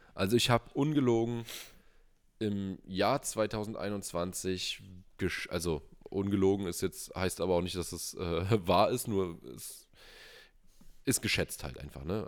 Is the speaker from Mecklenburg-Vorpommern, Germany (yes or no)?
no; Brandenburg, Germany; hier bei uns in Brandenburg